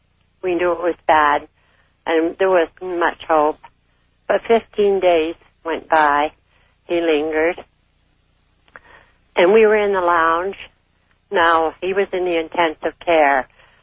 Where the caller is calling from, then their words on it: Canada; I'm calling from Canada.